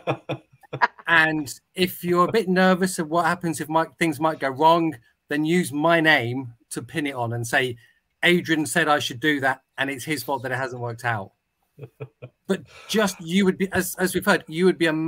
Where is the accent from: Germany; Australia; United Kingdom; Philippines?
United Kingdom; I'm British, therefore, I don't really speak any other language